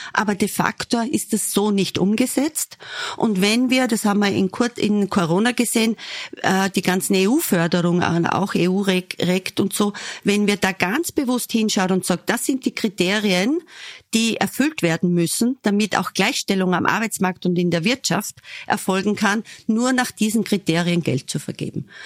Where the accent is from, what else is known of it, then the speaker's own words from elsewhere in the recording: Southern Burgenland, Austria; moved away; ich komme aus dem Südburgenland